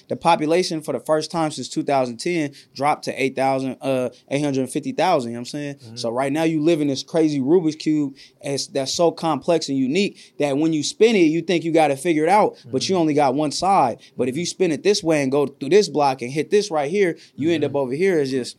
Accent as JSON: {"language": "English", "town": "San Francisco", "region": "California", "country": "United States", "said": "I'm from San Francisco."}